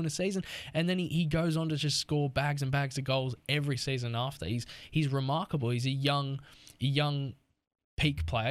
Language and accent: English; Australia; as an Australian